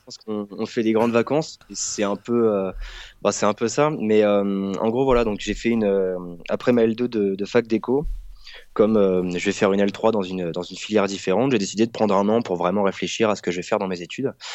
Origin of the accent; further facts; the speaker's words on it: France; moved away as an adult; now in Mexico; en tant que Français qui est là juste pour